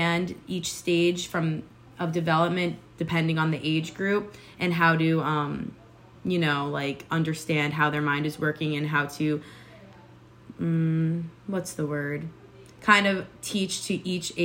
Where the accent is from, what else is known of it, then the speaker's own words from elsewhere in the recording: Long Island, New York, United States; moved away; I plan on moving back to New York. I'm from Long Island